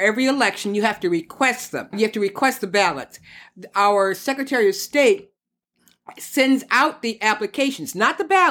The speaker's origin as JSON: {"language": "English", "town": "Detroit", "region": "Michigan", "country": "United States", "said": "we come from Detroit, Michigan"}